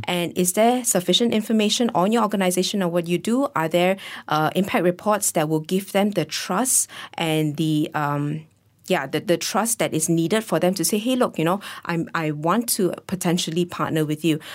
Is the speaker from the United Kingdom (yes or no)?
no; Malaysia; as a Malaysian